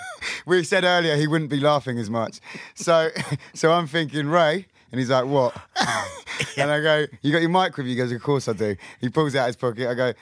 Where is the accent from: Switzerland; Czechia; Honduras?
Czechia; first language cs; English is a second language; And it's just like, you know, my mother tongue. Yeah, hospoda.